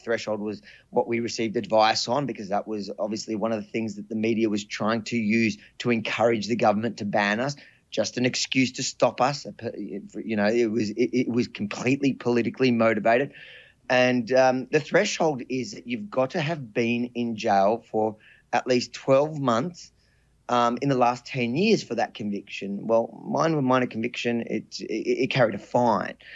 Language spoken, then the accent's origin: English; Australia; As an Australian